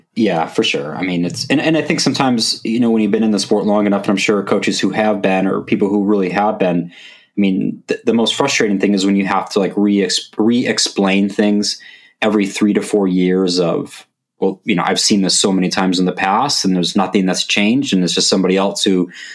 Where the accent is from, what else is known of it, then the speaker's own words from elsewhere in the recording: Wisconsin, United States; now in Madison, United States; when I got to move to Madison, because I'm from Wisconsin